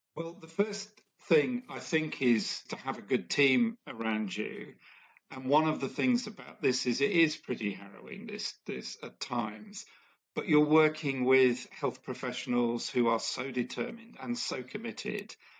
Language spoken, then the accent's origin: English; India; I grew up in India and was very aware that I was uh, growing up in a family that was that was fairly well off